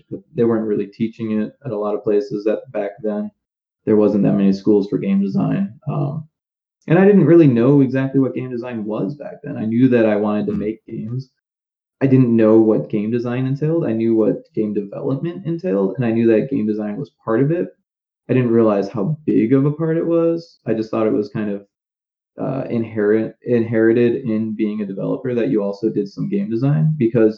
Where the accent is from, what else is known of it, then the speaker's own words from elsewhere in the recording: Naperville, Illinois, United States; So it was a small town called Naperville